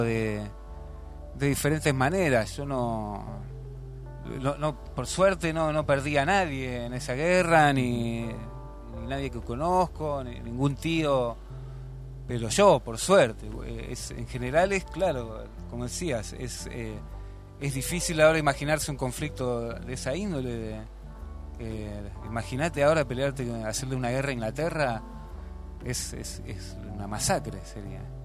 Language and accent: Spanish; Argentina; moved away; como cualquier argentino